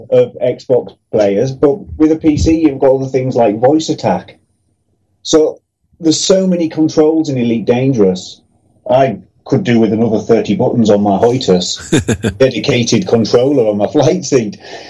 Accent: Middlesbrough, North East England, United Kingdom; I'm from Middlesbrough.

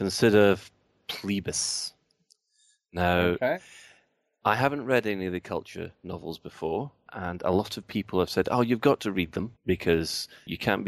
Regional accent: Glasgow, Scotland, United Kingdom; being Glaswegian

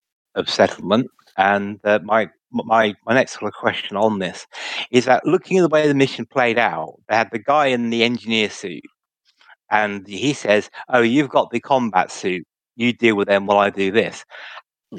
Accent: United Kingdom; I'm a British citizen

